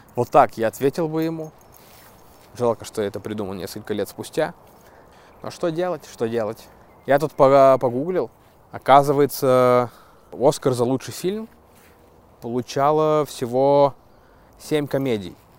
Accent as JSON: {"language": "Russian", "town": "Zheleznogorsk", "country": "Russia", "tie": "born or raised there", "said": "Железногорска, моего родного города"}